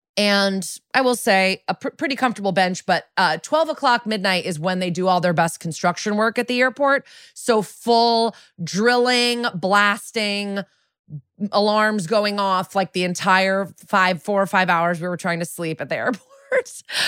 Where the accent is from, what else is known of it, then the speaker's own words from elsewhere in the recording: New England, United States; And I'm like from New England. I know how to drive in the snow.